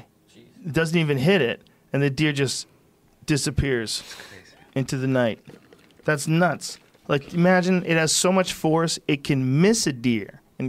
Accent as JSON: {"language": "English", "town": "Columbus", "region": "Ohio", "country": "United States", "said": "We're from Columbus. We still have Mormons."}